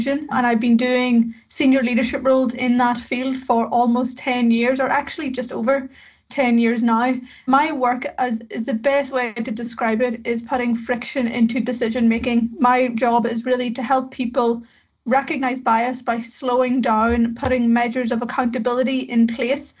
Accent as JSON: {"language": "English", "town": "Belfast", "region": "Northern Ireland", "country": "United Kingdom", "said": "went to work in a local software house in Belfast in the north of Ireland, where I'm from. As you can maybe tell by my accent"}